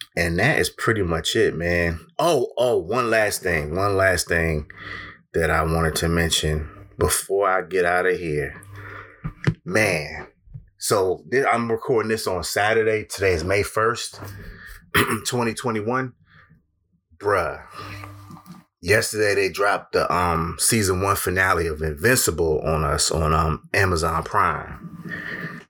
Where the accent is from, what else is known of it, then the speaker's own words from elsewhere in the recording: Connecticut, United States; my home state of Connecticut